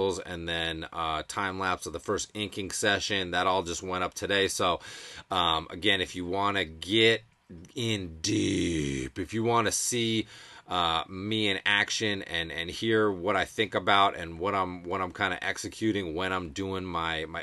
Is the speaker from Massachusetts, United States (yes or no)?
yes; Massachusetts, United States; born and raised in Mass